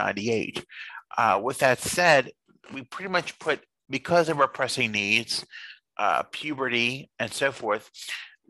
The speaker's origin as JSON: {"language": "English", "area": "Fayette County", "region": "Pennsylvania", "country": "United States", "said": "we're from Fayette County here in Pennsylvania"}